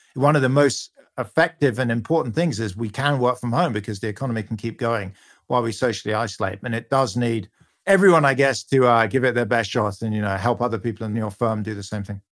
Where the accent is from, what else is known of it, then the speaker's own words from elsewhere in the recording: United Kingdom; You can hear from my accent, I'm a Brit